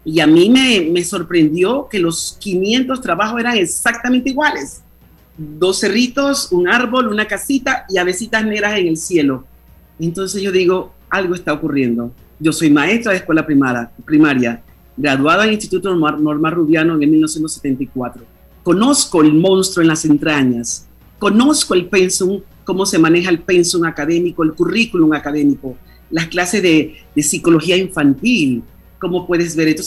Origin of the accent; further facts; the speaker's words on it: Panama; now in Spain; cuando yo salí de Panamá en el año 1976, que vine a estudiar a España